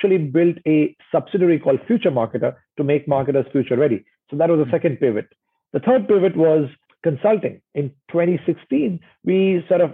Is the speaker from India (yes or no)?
yes; India; also born or lived in Indonesia; now in Singapore; growing up in India